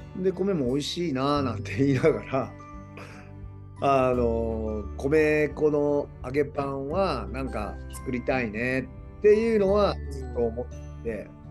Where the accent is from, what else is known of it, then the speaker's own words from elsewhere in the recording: Hiroshima, Japan; moved away as an adult; 西日本自分の地元